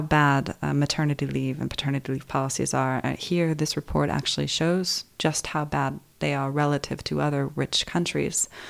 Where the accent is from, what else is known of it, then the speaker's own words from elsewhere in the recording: United States; as an American